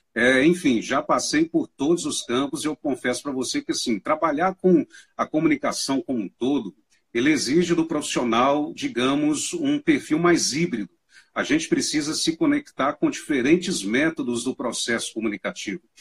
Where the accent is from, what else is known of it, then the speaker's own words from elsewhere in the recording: Manhuaçu, Minas Gerais, Brazil; moved away as an adult; now in Uberlândia, Brazil; Eu sou do interior, bem no interiorzão aqui de Minas Gerais, uma cidade que fica na região leste do estado, chama mãe Manhuaçu, né, a minha cidade